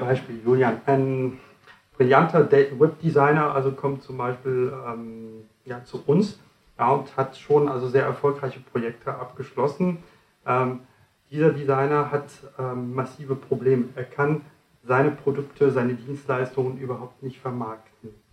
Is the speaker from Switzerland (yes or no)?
no; France; now in Germany; Ich komme nicht ganz aus Deutschland, ich komme aus Frankreich